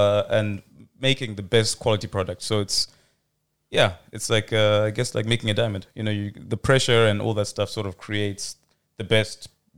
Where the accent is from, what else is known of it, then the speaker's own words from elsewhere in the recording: London, United Kingdom; also born or lived in Zimbabwe; I'm from London and Zimbabwe as well.